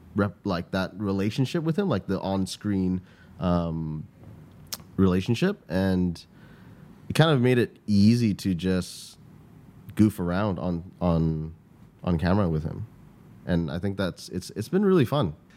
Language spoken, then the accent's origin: English; Canada; moved away as an adult; now in Singapore; I grew up in Canada